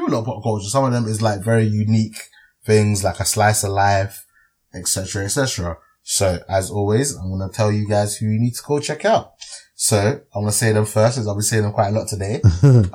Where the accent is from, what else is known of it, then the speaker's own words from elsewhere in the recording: Dallas, Texas, United States; my hometown, Dallas